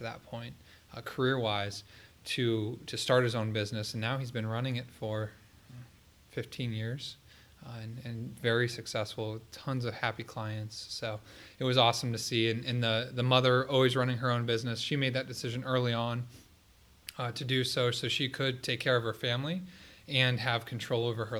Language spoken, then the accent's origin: English; Columbus, Ohio, United States; I grew up here in Columbus, went to Columbus Academy